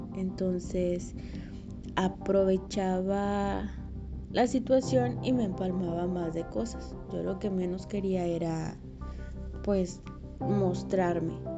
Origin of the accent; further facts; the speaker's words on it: Mexico; moved away as an adult; also born or lived in Mexico City; Cuando yo recién me fui a la Ciudad de México, obviamente era foránea